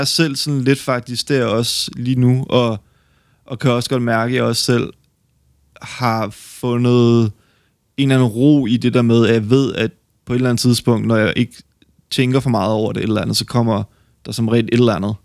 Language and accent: Danish; West Jutland, Denmark; jeg er oprindelig fra Kalamborg i Vestjylland